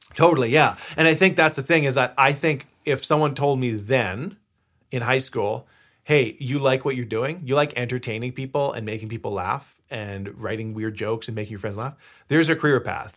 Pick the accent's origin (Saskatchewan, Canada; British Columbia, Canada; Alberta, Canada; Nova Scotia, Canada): British Columbia, Canada; Victoria; moved away; I was bor- born and raised in Victoria, BC